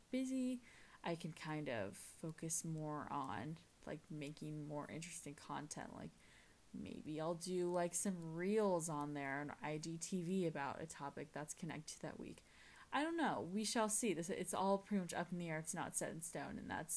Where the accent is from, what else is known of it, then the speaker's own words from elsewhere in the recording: California, United States; I am from California